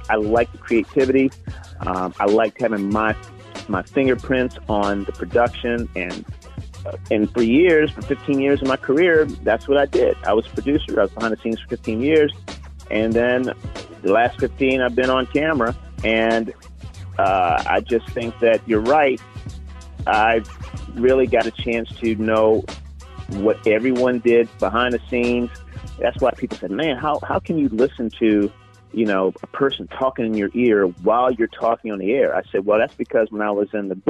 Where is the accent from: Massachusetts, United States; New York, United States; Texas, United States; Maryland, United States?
Maryland, United States; Baltimore; growing up in Baltimore, Maryland, my folks